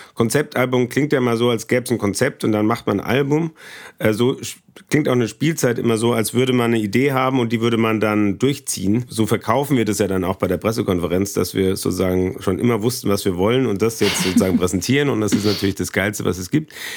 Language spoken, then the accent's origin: German; Aschaffenburg, Bavaria, Germany; moved away as an adult; also born or lived in Harz / Berlin; now in Stuttgart, Germany; Ich komme ganz trocken aus dem Harz. Das ist kurz vor äh, Schweden aus hiesiger Sicht, aber bin dann nur zwei Jahre geblieben, bin dann in Aschaffenburg ausgewachsen